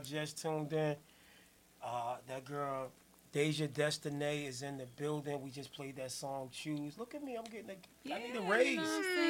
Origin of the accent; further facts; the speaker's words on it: New Jersey, United States; I'm from Jersey